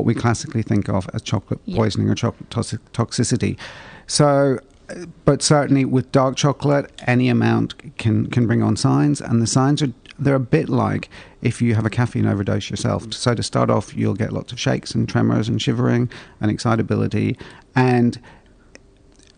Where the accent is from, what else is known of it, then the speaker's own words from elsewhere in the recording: Ireland; I grew up in Ireland. It was too cold